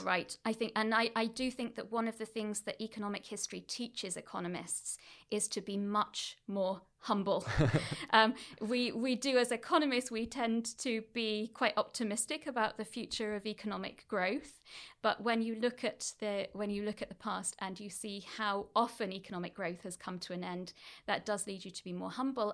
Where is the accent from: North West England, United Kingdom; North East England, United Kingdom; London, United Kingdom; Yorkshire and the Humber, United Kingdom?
North West England, United Kingdom; Oldham; moved away; I grew up in Manchester, actually East Manchester, a town called Oldham